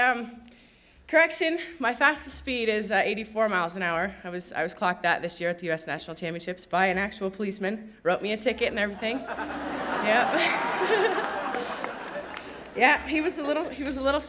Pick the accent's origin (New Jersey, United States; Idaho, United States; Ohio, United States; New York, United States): Idaho, United States; Sun Valley; I grew up here in Sun Valley